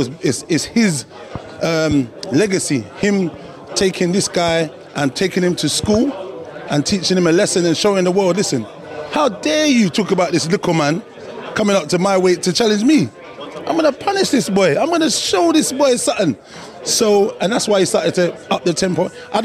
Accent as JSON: {"language": "English", "town": "Dallas", "region": "Texas", "country": "United States", "said": "I'm from Dallas."}